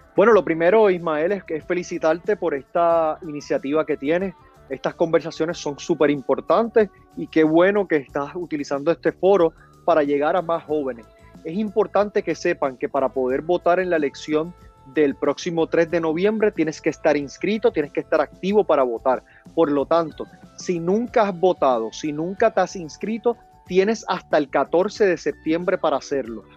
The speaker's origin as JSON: {"language": "Spanish", "country": "Puerto Rico", "said": "para nosotros en Puerto Rico todo el año es verano"}